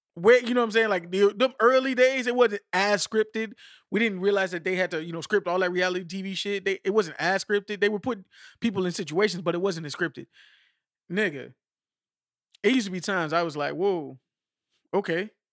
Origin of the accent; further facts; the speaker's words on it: United States; I'm American